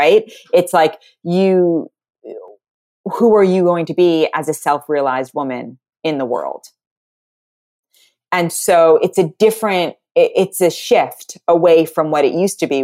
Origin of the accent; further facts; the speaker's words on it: New York City, New York, United States; I grew up in Manhattan. Everyone I went to school with, everyone's dad was on Wall Street